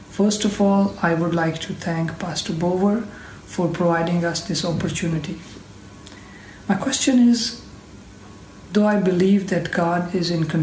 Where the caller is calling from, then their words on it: Pakistan; I'm speaking from Pakistan.